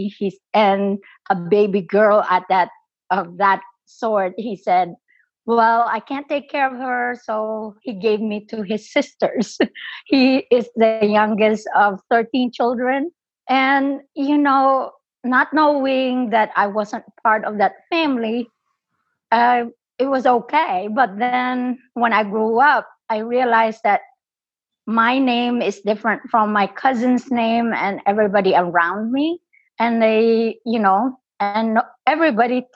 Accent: Philippines; moved away as an adult; now in United States; I'm an immigrant in this country. I was born in the Philippines. I came to this country when I was 27 years old

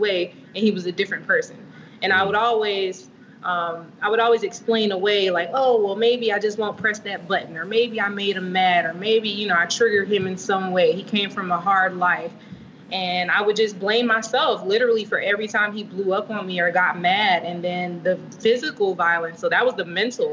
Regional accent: Vero Beach, Florida, United States; Born in Florida. Vero Beach, actually, to be specific

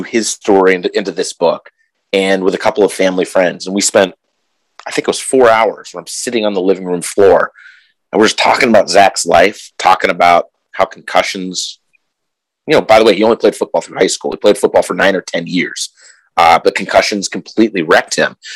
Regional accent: Pittsburgh, Pennsylvania, United States; also born or lived in Des Moines; now in Minneapolis, United States; I'm originally from Pittsburgh, steel town, football town

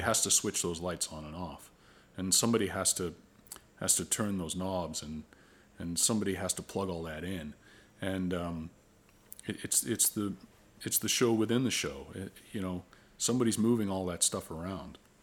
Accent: Oakville, Ontario, Canada; I grew up in Oakville.

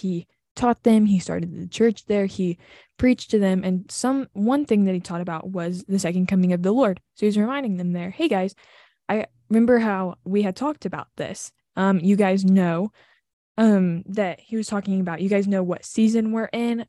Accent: Southern, United States; accent: Southern; When I'm with my family, I turn my Southern accent on.

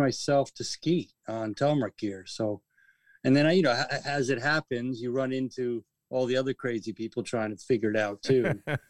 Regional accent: Westchester County, New York, United States; moved away as an adult; also born or lived in Manhattan, New York; now in Fort Edward, United States; I grew up in Westchester County, just outside of New York City. I spent 19, 20 years in Manhattan as a carpenter. And then I moved up here in 2002

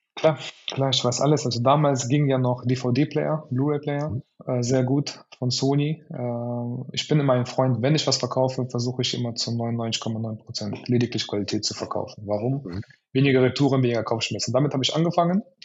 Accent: Cologne, North Rhine-Westphalia, Germany; ich komme aus Köln

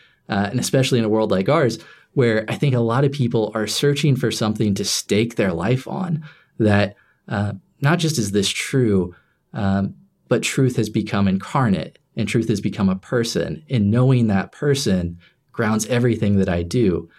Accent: Lapel, Indiana, United States; Yeah, this is at Our Lady, because I was living in LaPel, Indiana, farm town. It's a speck on the map.

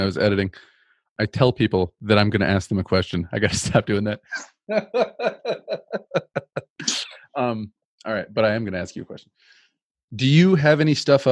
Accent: Lansing, Michigan, United States; moved away; I'm originally from the Lansing area too, so not too far from Jackson

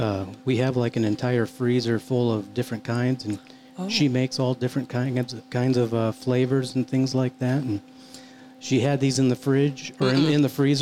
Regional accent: Iowa, United States; moved away; I was originally born in Iowa.

